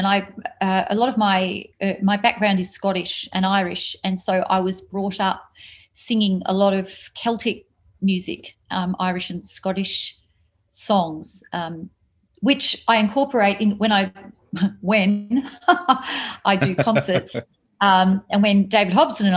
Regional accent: Papua New Guinea; born or raised there; moved away; also born or lived in Australia

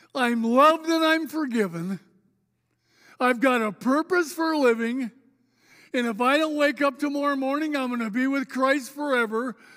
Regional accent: Spokane, Washington, United States; moved away as an adult; also born or lived in Oregon; I grew up here, by the way. I was a North Central Indian

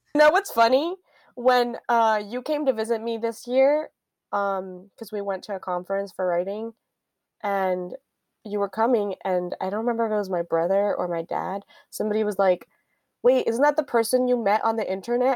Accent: Miami, Florida, United States; moved away; I grew up in Miami, Florida

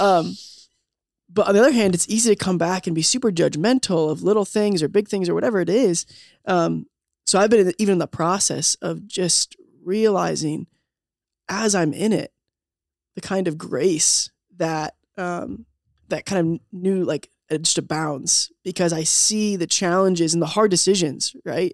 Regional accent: Southern Maryland, United States; moved away as an adult; also born or lived in Delaware / Indiana; I grew up in Southern Maryland, a little bit in Delaware.

